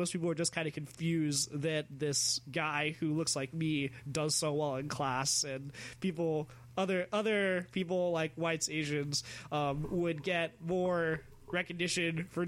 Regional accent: California, United States; now in Arizona, United States; so my best friends when I was smaller are all white, and I moved from California to Arizona, and still always, literally always, the token black guy.

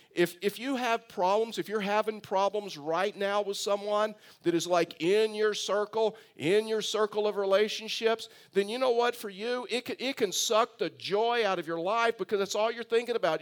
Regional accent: Tyler, Texas, United States; also born or lived in Bay City, Texas; I was raised in Texas

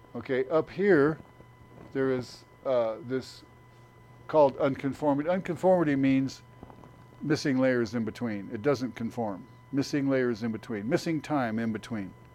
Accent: Phoenix, Arizona, United States; As a kid, I grew up in the Phoenix area

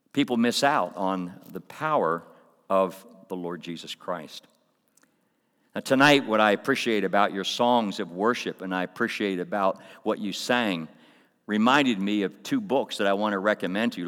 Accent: Coatesville, Pennsylvania, United States; kid growing up in Coatesville, I grew up in a, a public school

